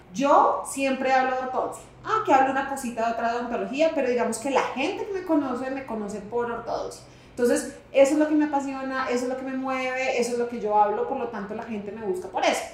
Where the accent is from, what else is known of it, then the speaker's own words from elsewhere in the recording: Santa Marta, Magdalena, Colombia; accent: costeña; Yo soy costeña